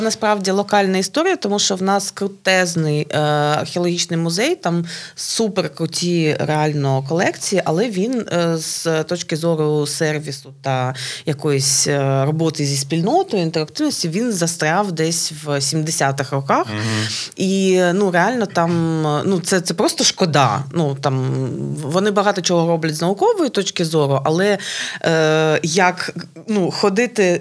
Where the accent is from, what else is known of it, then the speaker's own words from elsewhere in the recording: Odesa, Odesa Oblast, Ukraine; як одеситка